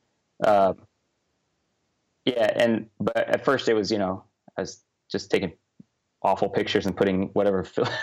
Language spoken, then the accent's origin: English; Southern California, United States; I grew up in Southern California